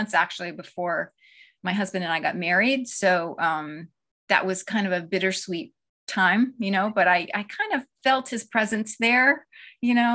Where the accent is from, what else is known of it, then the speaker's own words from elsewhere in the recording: Seneca Falls, New York, United States; I grew up in a town that women's history buffs will know the name of. It's Seneca Falls, New York